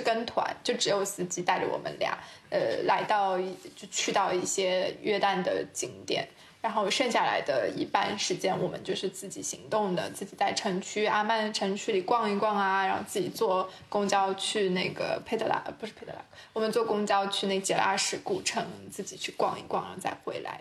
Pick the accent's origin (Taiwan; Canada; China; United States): China; 我们是成长在一个非常大的国家